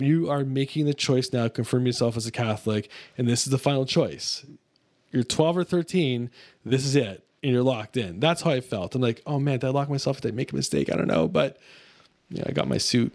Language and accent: English; Mississauga, Ontario, Canada; I was raised in Mississauga, Ontario, which is a suburb of Toronto.